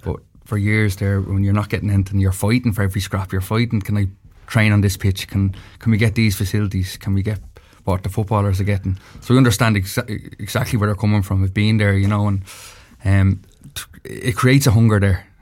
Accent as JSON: {"language": "English", "town": "Dublin", "region": "Leinster", "country": "Ireland", "lives_now": "Meath, Ireland", "said": "I'm from Dublin."}